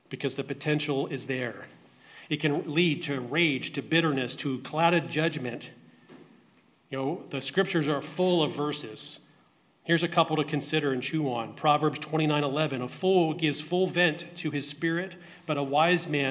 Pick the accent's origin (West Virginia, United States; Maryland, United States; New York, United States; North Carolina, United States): Maryland, United States; Baltimore; I grew up in Baltimore, Maryland